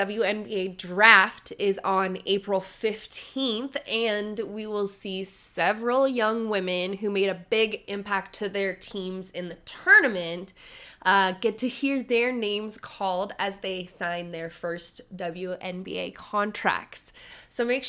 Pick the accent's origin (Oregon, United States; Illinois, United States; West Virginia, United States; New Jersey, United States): Oregon, United States; I am born and raised in Oregon and currently living in Oregon